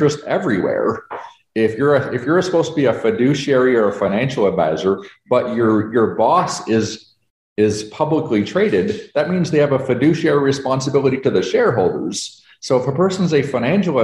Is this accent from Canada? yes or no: yes; Canada; moved away as an adult; now in United States; I'm a Canadian, but I moved to America